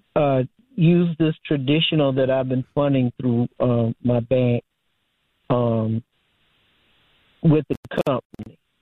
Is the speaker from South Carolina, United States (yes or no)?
yes; Barnwell, South Carolina, United States; there's an Edward Jones here in my hometown